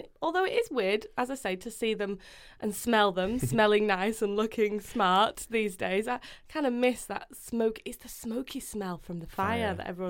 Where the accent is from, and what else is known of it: Manchester, North West England, United Kingdom; born or raised there